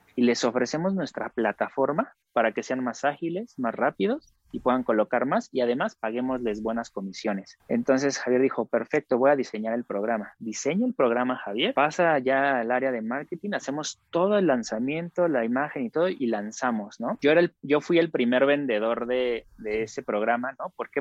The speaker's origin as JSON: {"language": "Spanish", "country": "Mexico", "said": "todos nosotros como mexicanos"}